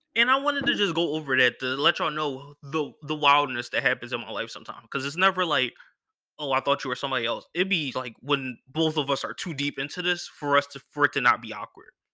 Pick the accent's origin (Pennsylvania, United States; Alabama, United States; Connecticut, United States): Pennsylvania, United States; Philadelphia; I'm from Philly